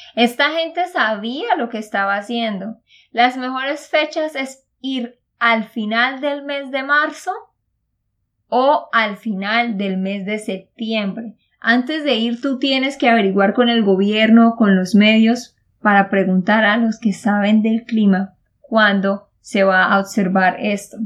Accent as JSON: {"language": "Spanish", "region": "Santander", "country": "Colombia", "said": "de Santander, Colombia"}